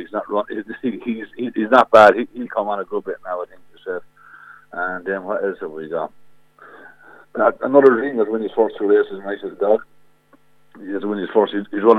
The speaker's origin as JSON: {"language": "English", "town": "Kilkenny", "region": "Leinster", "country": "Ireland", "said": "I'm from James Stevens Hurling Club in Kilkenny"}